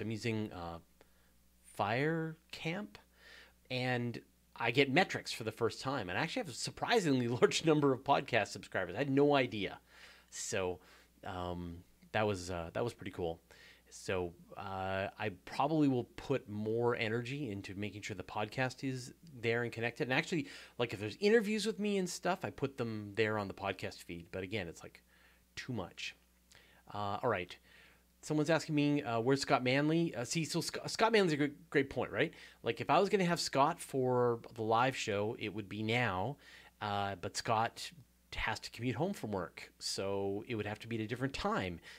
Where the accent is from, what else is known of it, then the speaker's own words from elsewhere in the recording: Hornby Island, British Columbia, Canada; also born or lived in Vancouver Island; I grew up on Hornby Island